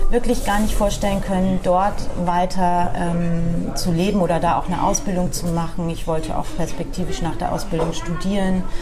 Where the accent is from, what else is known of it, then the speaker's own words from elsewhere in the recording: Norden, Lower Saxony, Germany; now in Bremen, Germany; Also ich bin ähm, tatsächlich im Norden geboren. Also Norden ist eine Stadt in Ostfriesland, die vielleicht einige kennen und bin dann ähm, da auch ähm, bis zum Ende meiner meiner Schulzeit bis zum Abitur geblieben